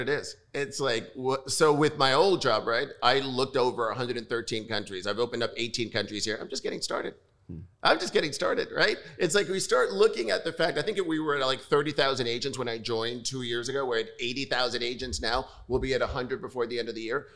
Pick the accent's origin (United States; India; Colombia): United States; New York; I'm born and raised in New York